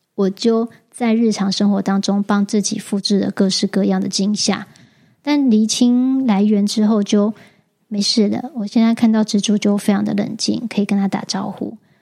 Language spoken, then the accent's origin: Chinese; Taichung, Taiwan; moved away; 回了台中，我老家